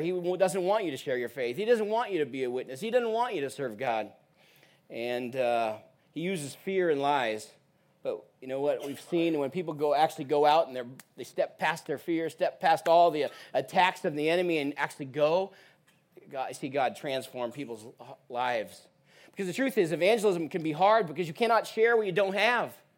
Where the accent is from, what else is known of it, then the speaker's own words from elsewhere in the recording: Portland, Oregon, United States; moved away as an adult; now in Uganda; I'm actually originally from Portland, Oregon